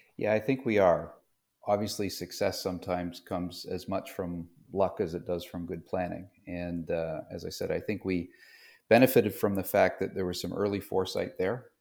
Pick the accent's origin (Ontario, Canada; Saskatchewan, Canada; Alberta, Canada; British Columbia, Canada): Ontario, Canada; Toronto; moved away as an adult; also born or lived in London, Ontario; now in North Carolina, United States; I grew up in Toronto, just outside of Toronto in Canada.